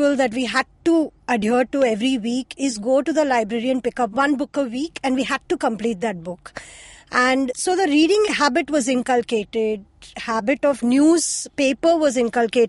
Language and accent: English; Mumbai, Maharashtra, India; they moved to the place that I currently live in when I was born. So that is, I was born in Chembur as well